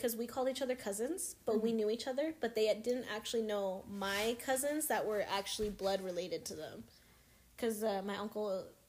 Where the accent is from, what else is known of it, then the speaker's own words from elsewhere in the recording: San Jose, California, United States; also born or lived in Merced, California; I was born in Merced, California, which has, like, a higher Lao demographic, kind of, Lao Hmong demographic, but I was raised in San Jose since I was a month old